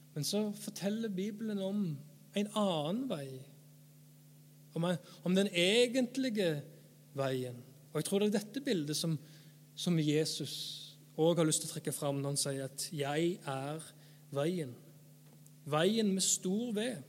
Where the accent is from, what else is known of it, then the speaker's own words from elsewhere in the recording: Erfjord, Rogaland, Norway; jeg er forkynner, jeg er fra Erfjord, jeg er 30 år